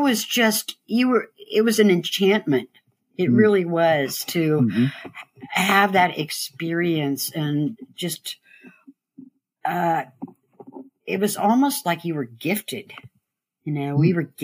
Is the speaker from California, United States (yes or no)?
yes; Berkeley, California, United States; now in Marin County, United States; I was born in Berkeley